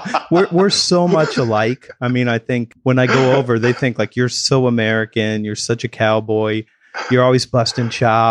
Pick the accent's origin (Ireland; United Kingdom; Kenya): United Kingdom; England; I mean, I'm British.